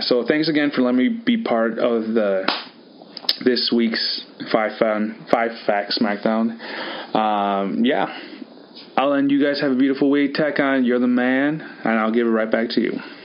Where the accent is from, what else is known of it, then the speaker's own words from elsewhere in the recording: Wisconsin, United States; also born or lived in California; Very proud Wisconsinite